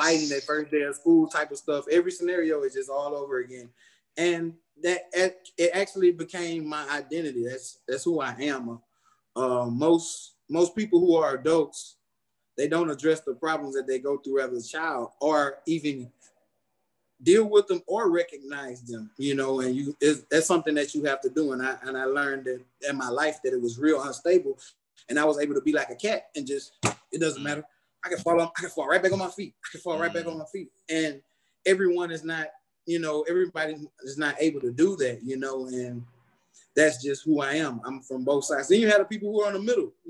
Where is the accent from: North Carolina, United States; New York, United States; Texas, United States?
Texas, United States; Houston; also born or lived in Missouri City, Texas; I was born and raised in Houston, Texas, St. Luke's Hospital, June 26, 1974, 11:31 p.m.